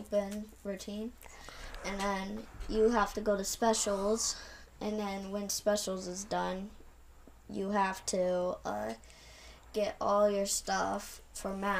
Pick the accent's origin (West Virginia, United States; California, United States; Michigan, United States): Michigan, United States; Grand Haven; I grew up in Grand Haven